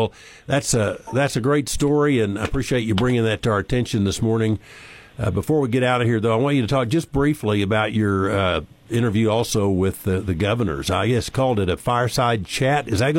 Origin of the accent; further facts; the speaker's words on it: Oklahoma, United States; I'm from Oklahoma